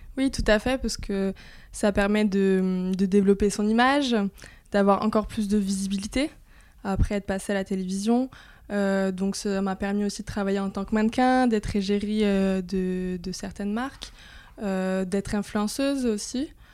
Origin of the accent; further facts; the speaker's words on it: Corsica, France; je suis corse